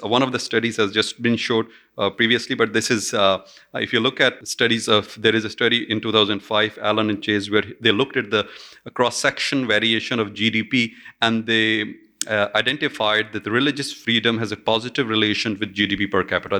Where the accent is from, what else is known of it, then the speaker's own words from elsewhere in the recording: Pakistan; my home country, Pakistan